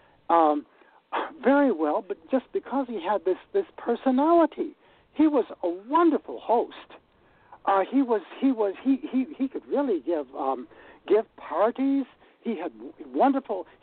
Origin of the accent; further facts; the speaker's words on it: Detroit, Michigan, United States; moved away; also born or lived in Iowa City; I grew up in Detroit